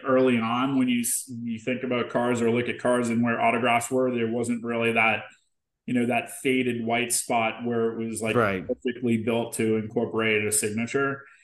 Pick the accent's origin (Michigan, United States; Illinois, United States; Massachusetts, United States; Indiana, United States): Massachusetts, United States; Boston; moved away; I'm from Boston originally